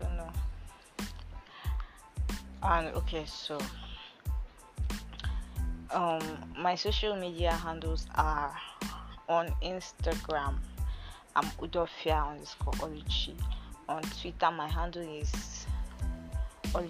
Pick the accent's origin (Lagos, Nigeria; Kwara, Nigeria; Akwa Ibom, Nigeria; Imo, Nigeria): Akwa Ibom, Nigeria; I'm from Akwa Ibom State